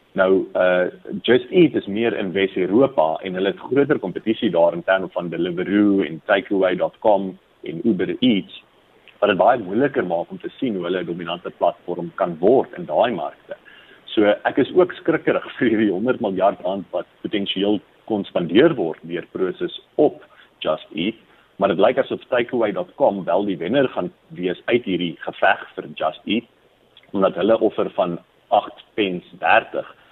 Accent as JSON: {"language": "Afrikaans", "country": "South Africa", "said": "as Suid-Afrikaners"}